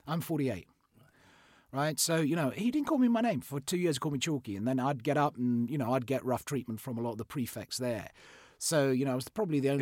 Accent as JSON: {"language": "English", "town": "Fort Portal", "region": "Western Region", "country": "Uganda", "tie": "born or raised there", "said": "I was born in in Uganda. I was born in Africa. Um, so I was born in uh, in a place called um, Fort Portal, which is just off the uh, Rwandan border."}